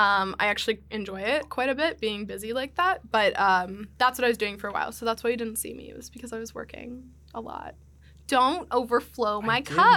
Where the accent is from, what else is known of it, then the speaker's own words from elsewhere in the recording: Hershey, Pennsylvania, United States; Hershey, Pennsylvania.